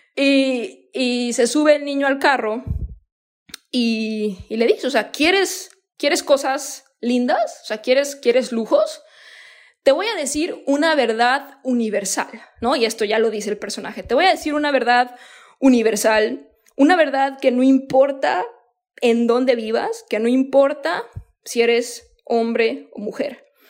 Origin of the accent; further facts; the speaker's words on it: Mexico; moved away as an adult; also born or lived in United States; yo soy mexicana